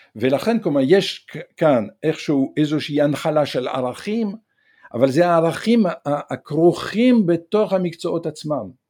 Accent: Provence-Alpes-Côte d'Azur, France; Hebrew is a second language; also born or lived in northern France; now in Israel; מגיל שבע אני גדלתי ב-, ב-, בפרובנץ, בהר, לב-, בדרום צרפת

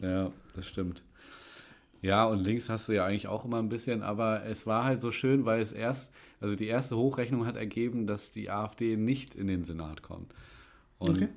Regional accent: Winsen, Lower Saxony, Germany; ich bin ja äh, in Winsnu in Stöckte groß geworden

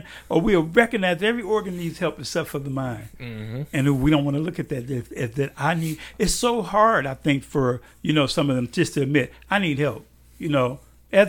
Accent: Chicago, Illinois, United States; moved away; I grew up in Chicago.

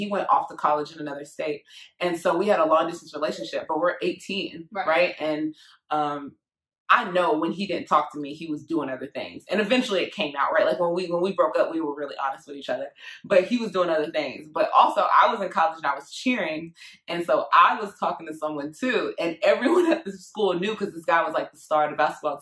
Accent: Jamaica; I'm Jamaican

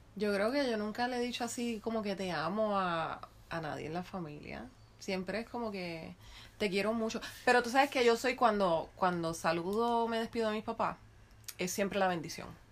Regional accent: Guaynabo, Puerto Rico; first language Spanish; also born or lived in Ponce; pero yo viví todo el resto de mi vida en Guaynabo.

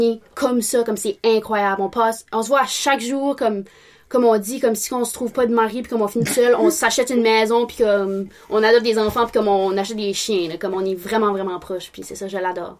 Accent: Bathurst, New Brunswick, Canada; je suis née à Bathurst, born and raised

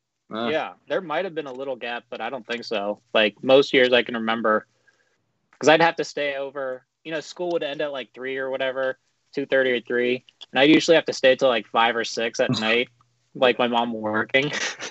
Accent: Japan; born there; So I was born in Japan, and this is something Isaac and I both come from Japanese mothers and American, like, Caucasian fathers.

